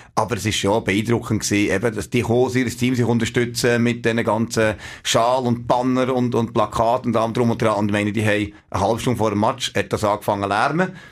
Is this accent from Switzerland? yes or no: yes; Switzerland; wir als Schweizer